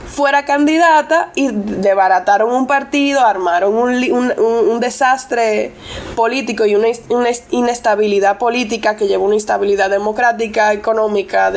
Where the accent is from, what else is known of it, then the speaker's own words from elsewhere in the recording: Costámbar, Puerto Plata, Dominican Republic; first language English; Spanish is a second language; yo me crié en Costámbara, en Puerto Plata